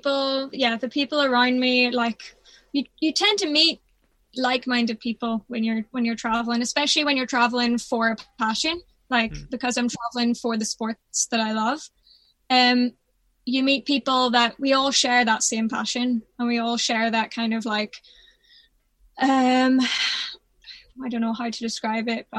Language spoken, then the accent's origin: English; Belfast, Northern Ireland, United Kingdom; I'm from, obviously, the north of Ireland. Mm. Like, I grew up in Belfast.